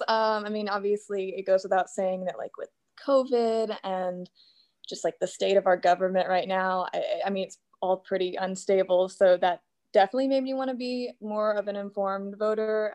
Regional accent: Little Rock, Arkansas, United States; I am from right outside of Little Rock, Arkansas

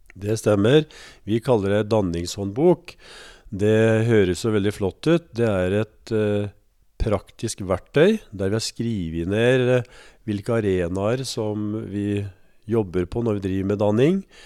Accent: Østfold, Norway; moved away as an adult; now in Elverum, Norway; Jeg er født og oppvokst i Østfold

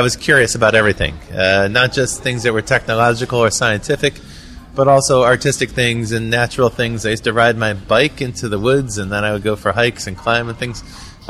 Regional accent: Cleveland, Ohio, United States; moved away; also born or lived in Berlin, Germany; I grew up in Cleveland, Ohio.

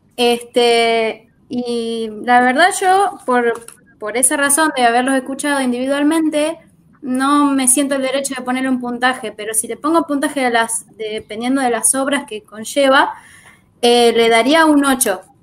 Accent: Santa Rosa, La Pampa, Argentina; yo soy del pueblo de Santa Rosa, de la provincia de La Pampa, soy del centro de la Argentina.

